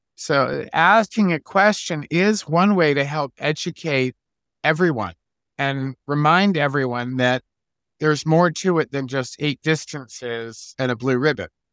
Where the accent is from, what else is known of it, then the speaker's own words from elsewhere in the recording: Locust Valley, New York, United States; now in California, United States; I grew up in Locust Valley, New York